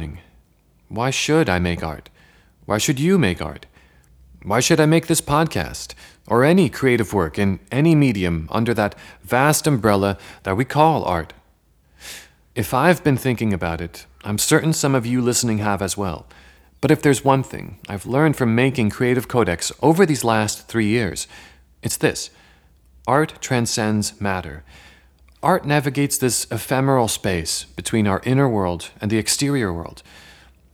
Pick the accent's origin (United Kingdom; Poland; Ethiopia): Poland; moved away; I was born in Poland